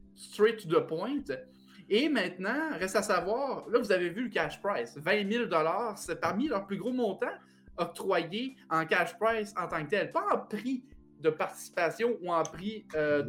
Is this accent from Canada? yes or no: yes; Plessisville, Quebec, Canada; Plessisville est ma ville natale